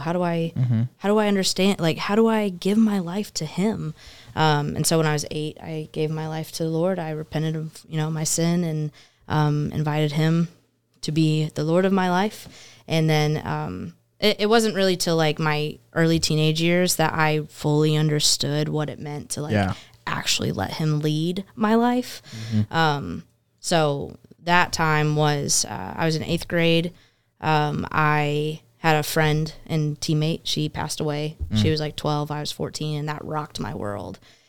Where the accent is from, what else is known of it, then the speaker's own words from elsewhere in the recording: Murfreesboro, Tennessee, United States; Yeah, I'm from the South, actually.